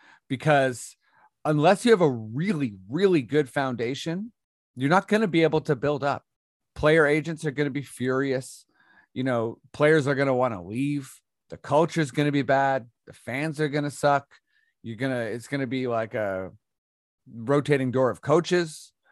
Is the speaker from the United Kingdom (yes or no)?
no; Ontario, Canada; I went to French immersion when I was growing up in Ontario.